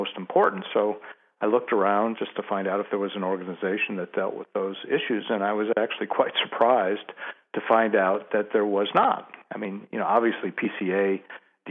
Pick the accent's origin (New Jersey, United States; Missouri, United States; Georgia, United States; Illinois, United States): Missouri, United States; St. Louis; I'm from St. Louis, so St. Louis is a very strong sports town, and when I was growing up, baseball was particularly strong